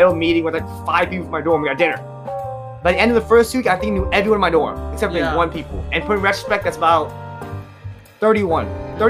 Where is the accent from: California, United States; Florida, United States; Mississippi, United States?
California, United States; I'm from California, so I've lived the majority of my life.